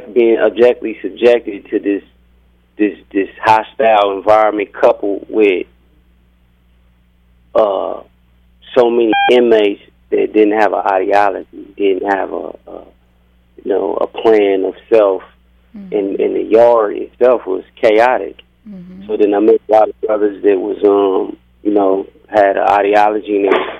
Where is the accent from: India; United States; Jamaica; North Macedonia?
United States; Oakland, California; I was born and raised in Oakland, California